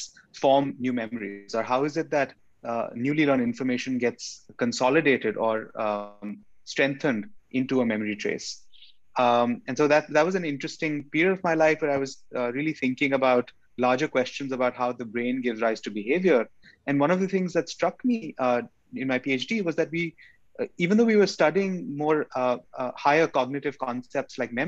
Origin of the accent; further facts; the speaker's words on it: India; moved away as an adult; also born or lived in Chandigarh, India / New Delhi, India / New York City, United States; now in San Diego, United States; I grew up in India. I was born in India and I grew up in India.